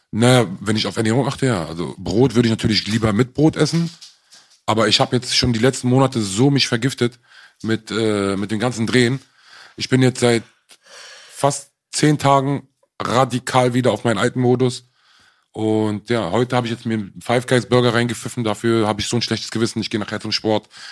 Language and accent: German; Berlin, Germany; ich bin Berliner